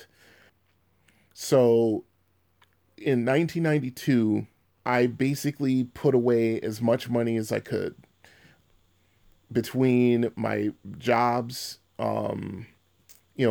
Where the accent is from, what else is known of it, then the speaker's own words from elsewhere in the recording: Bridgeport, Connecticut, United States; moved away as an adult; I just decided I needed to leave Bridgeport